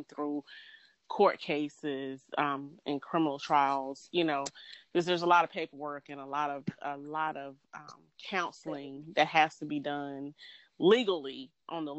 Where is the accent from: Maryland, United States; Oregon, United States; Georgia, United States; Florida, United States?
Georgia, United States; I'm from Georgia